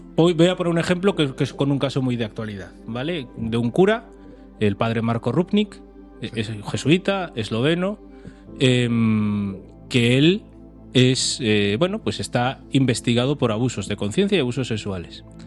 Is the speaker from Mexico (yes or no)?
no; Pontevedra, Galicia, Spain; also born or lived in A Coruña; yo crecí en Pontevedra